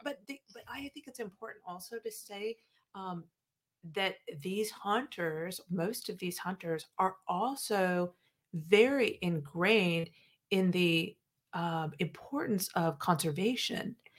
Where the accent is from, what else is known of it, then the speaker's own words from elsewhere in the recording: Midwest, United States; moved away as an adult; now in South Carolina, United States; I grew up in the Midwest.